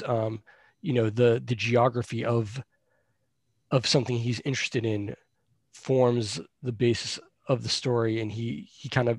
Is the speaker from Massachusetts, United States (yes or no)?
yes; Boston, Massachusetts, United States; also born or lived in Salem, Massachusetts; I grew up around Boston, so I was always on the trains and the buses